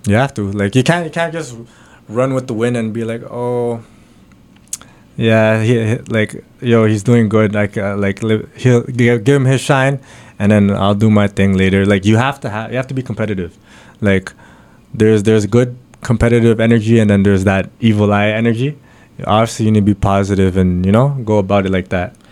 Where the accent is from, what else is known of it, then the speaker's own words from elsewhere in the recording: Pickering, Ontario, Canada; also born or lived in Bahrain / Ajax / Scarborough; I was born in Bahrain. Uh, my family's out from the Philippines, so I have the Filipino blood in me. Um, moved to Canada, Boom, out in Durham, Pickering side